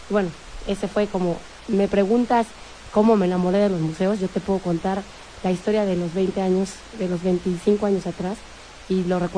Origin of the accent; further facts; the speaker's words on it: Salamanca, Castile and León, Spain; moved away as an adult; now in Madrid, Spain; Yo 20. Y entonces, este, porque me fui de Salamanca a Madrid.